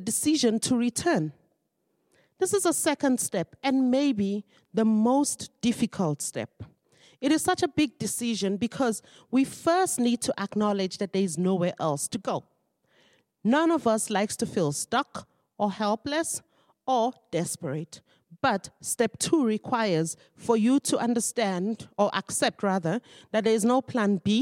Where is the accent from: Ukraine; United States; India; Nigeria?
Nigeria; moved away as an adult; now in South Africa; I am originally a Nigerian, and I've lived in South Africa for 20 years.